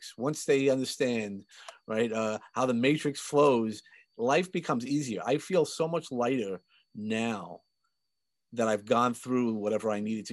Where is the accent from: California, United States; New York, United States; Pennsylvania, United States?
New York, United States; New York City; I grew up in Sheepshead Bay, Brooklyn